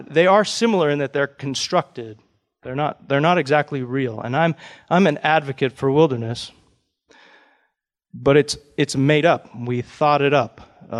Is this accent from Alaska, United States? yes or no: yes; Fairbanks, Alaska, United States; I grew up in Fairbanks and in the interior part of the state